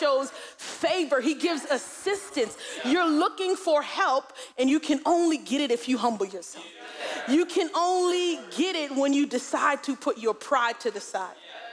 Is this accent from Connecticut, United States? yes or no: no; New York City, New York, United States; we're from Brooklyn, right? That's how we talk